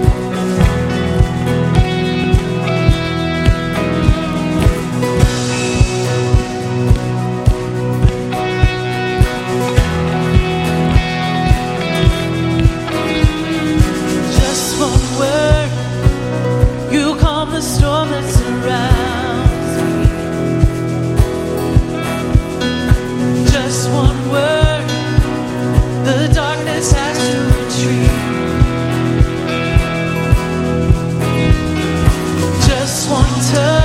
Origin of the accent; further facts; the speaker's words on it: Kentucky, United States; also born or lived in Tennessee / Maysville; I was born in Tennessee. I lived in Tennessee for a year. And God blessed our family and allowed us to come back home. And we moved back to Kentucky when I was a year old